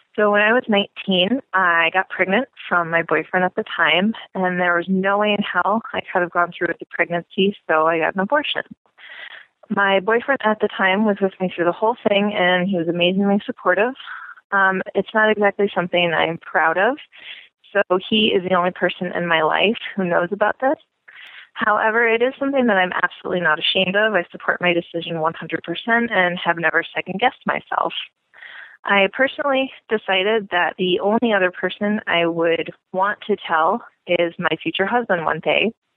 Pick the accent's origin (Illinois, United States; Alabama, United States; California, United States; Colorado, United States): Colorado, United States; moved away as an adult; now in New York City, United States; I'm originally from Colorado, um, and I've lived in New York for almost two years exactly